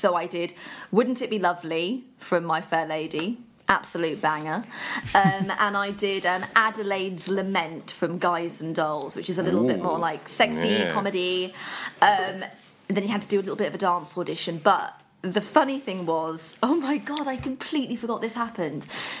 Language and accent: English; Birmingham, West Midlands, United Kingdom; I'm originally from Birmingham.